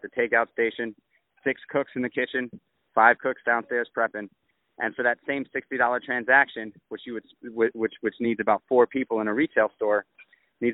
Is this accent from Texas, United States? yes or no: no; New York City, New York, United States; when I was a kid, I grew up in Manhattan